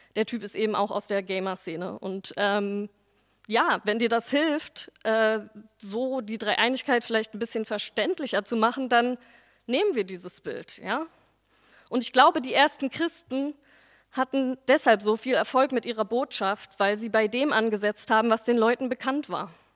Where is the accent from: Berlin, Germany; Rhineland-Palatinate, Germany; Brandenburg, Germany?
Berlin, Germany; also born or lived in Neukölln, Berlin; Ich bin nach der Wende in Berlin-Dichtenberg aufgewachsen und zur Schule gegangen